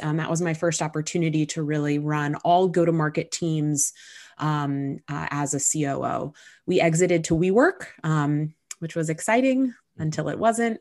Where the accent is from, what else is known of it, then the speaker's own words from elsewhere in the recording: Southern California, United States; moved away as an adult; now in New York, United States; I grew up in Southern California, but I moved to New York when I was nineteen. I've been here ever since.